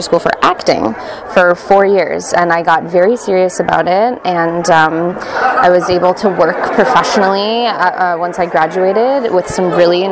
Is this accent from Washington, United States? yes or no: yes; Seattle, Washington, United States; moved away as an adult; also born or lived in Pittsburgh; now in New York City, United States; I'm from Seattle, Washington. I went to school in Pittsburgh. I now live in New York City